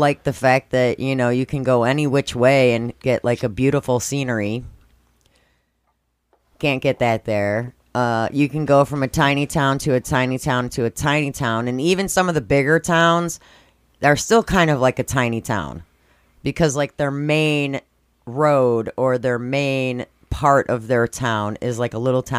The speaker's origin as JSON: {"language": "English", "town": "Schaumburg", "region": "Illinois", "country": "United States", "tie": "born or raised there", "said": "where I grew up in Schaumburg was more tense and stressful and you couldn't relax."}